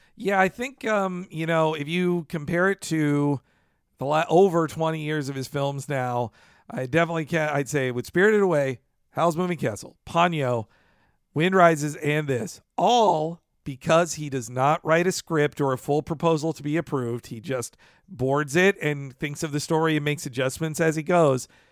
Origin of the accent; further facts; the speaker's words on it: United States; as an American